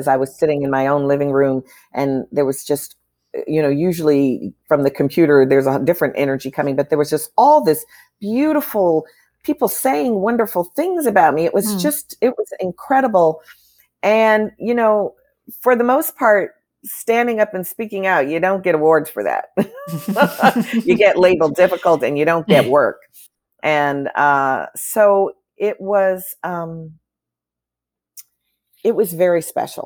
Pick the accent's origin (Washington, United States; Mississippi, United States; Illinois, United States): Illinois, United States; Chicago; when I grew up in Chicago, my family always took in immigrant families